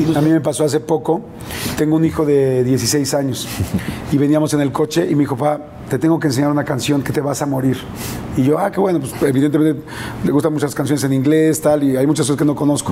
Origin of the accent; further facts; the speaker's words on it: Mexico; yo soy un, un, mexicano más